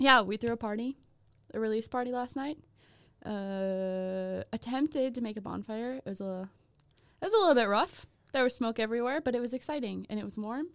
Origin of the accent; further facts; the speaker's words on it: Minnesota, United States; I'm from Minnesota.